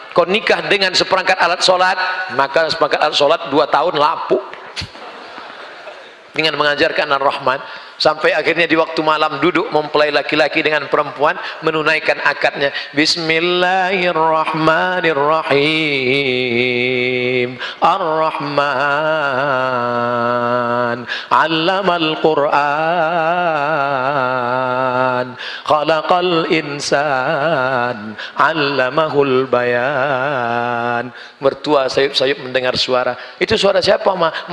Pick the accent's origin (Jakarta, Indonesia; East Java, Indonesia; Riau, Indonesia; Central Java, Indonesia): Riau, Indonesia; di Riau, tempat saya, kampung halaman saya, ada tradisi menanam kepala kambing untuk membuka hutan.